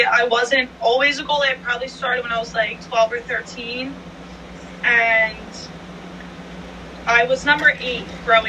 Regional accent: Philadelphia, Pennsylvania, United States; I'm from Philly. I grew up in Northeast Philly.

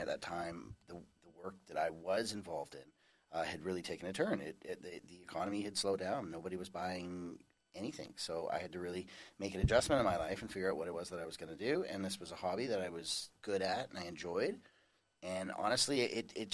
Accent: North Vancouver, British Columbia, Canada; moved away as an adult; now in Langley, Canada; I was born and raised in North Vancouver, and then moved to Langley 10 years ago now

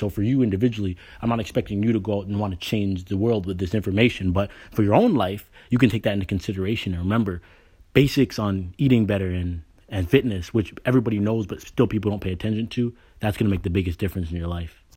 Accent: Canada; moved away as an adult; now in United States; I was born and raised in Canada, you know. I got a scholarship to the States. That's what brought me here, and I married an American. I've been here since college

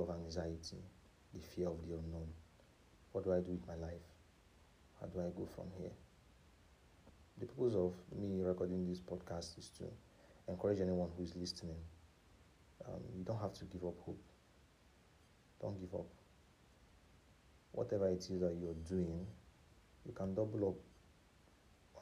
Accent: Nigeria; especially as a Nigerian

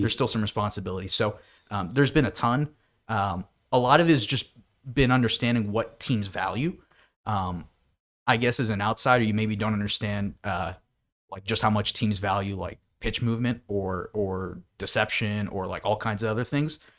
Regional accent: Bethlehem, Pennsylvania, United States; I'm from Bethlehem, Pennsylvania, and I'm a student at Penn State

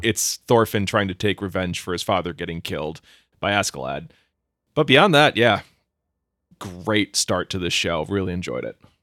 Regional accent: Minnesota, United States; I'm Minnesotan

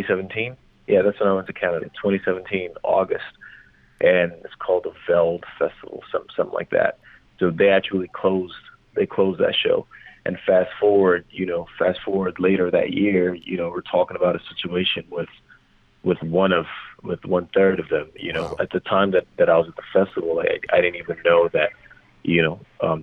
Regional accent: Lagos, Nigeria; moved away as an adult; now in United States; I grew up in Lagos, Nigeria.

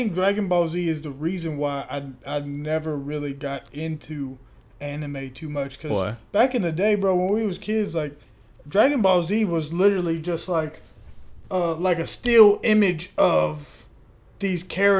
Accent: Ohio, United States; moved away; I grew up in Ohio. I'm not from Ohio. Okay. Like I don't rep Ohio hard as hell.

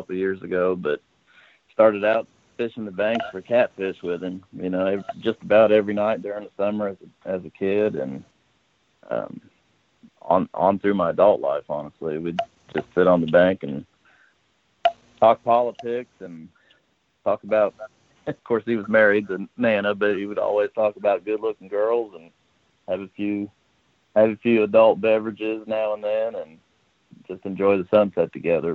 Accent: West Palm Beach, Florida, United States; now in Huntingburg, United States; Originally from South Florida, around West Palm Beach. So I grew up on Okeechobee, fishing for big fat fish

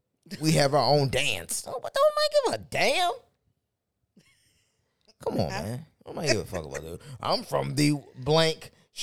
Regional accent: Baltimore, Maryland, United States; I'm from South Baltimore, South Baltimoreans.

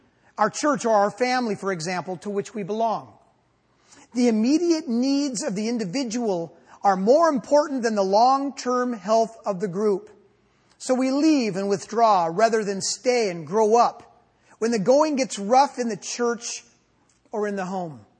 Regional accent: United States; I'm an American.

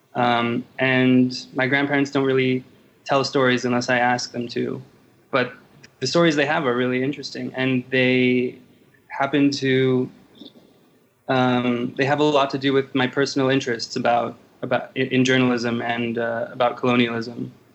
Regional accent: Los Angeles, California, United States; moved away as an adult; also born or lived in Yangon, Myanmar / Cambodia; now in Bangkok, Thailand; I grew up in Los Angeles

